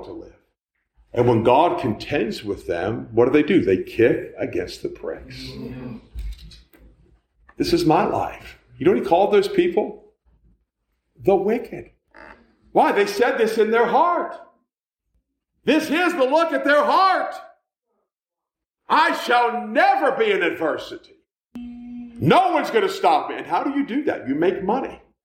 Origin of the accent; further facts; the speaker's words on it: United States; I'm an American